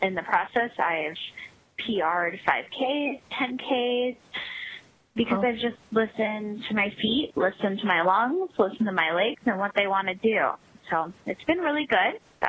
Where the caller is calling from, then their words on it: Chicago, Illinois, United States; I'm calling from the Chicago area.